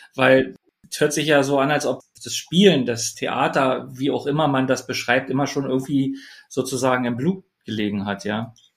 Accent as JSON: {"language": "German", "region": "Berlin", "country": "Germany", "said": "ich jetzt als Berliner"}